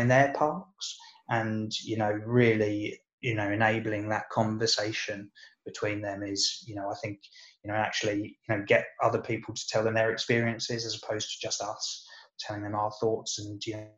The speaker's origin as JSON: {"language": "English", "town": "Brighton", "region": "South East England", "country": "United Kingdom", "tie": "born or raised there", "said": "I grew up in Brighton, and so, you know, as a kid, I used to mess around in both the River Ouse down there"}